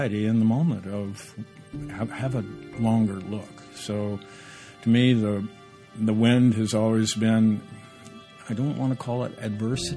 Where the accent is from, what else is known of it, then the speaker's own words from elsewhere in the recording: Indiana, United States; moved away as an adult; the land I grew up in, Indiana, the Midland of this country